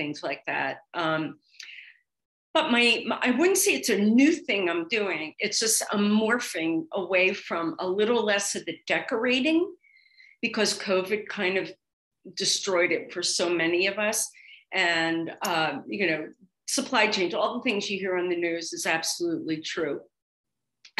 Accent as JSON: {"language": "English", "town": "Atlantic City", "region": "New Jersey", "country": "United States", "tie": "born or raised there", "also_born_or_lived": "Miami / Philadelphia", "moved": "yes", "said": "I grew up in Atlantic City, Margate, and we were beach girls"}